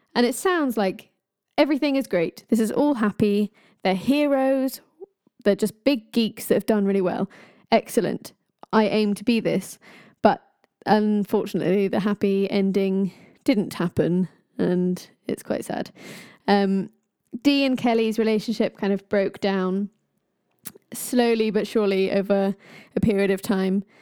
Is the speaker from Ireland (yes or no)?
yes; Ireland; I am Irish